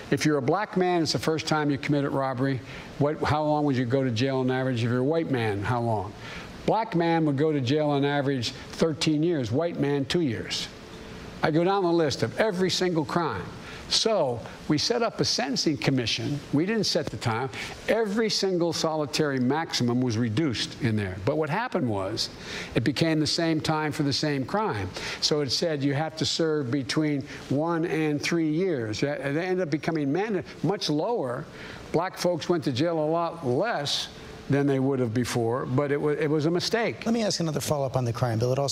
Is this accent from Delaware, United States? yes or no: yes; Claymont, Delaware, United States; the neighborhood I grew up I grew up in Claymont either became a cop, a firefighter, or a priest.